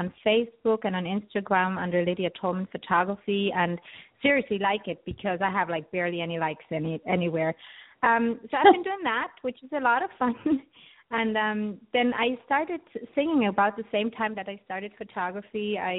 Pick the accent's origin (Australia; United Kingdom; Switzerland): Switzerland; moved away as an adult; I grew up in Switzerland, and I actually went to an art school there.